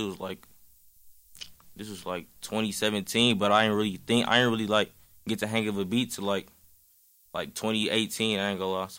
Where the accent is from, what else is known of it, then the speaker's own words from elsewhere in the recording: Milwaukee, Wisconsin, United States; shit. A lot of people, they don't be thinking I'm from Milwaukee.